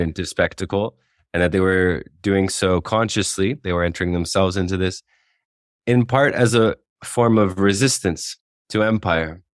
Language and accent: English; Canada; now in Oaxaca, Mexico; as a Canadian national